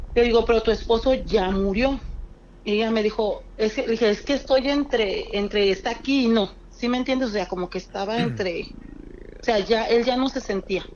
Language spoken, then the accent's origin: Spanish; Guadalajara, Jalisco, Mexico; De Guadalajara